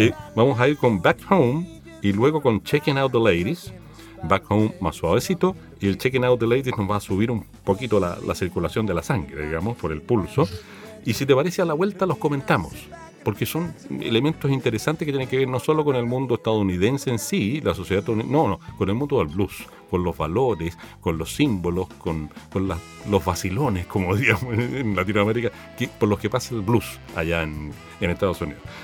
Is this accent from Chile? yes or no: yes; Chile; como chilenos